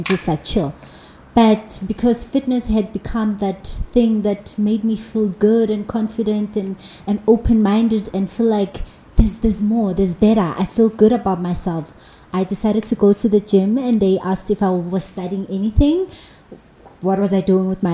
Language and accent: English; Johannesburg, Gauteng, South Africa; I'm from Alex, and there where I grew up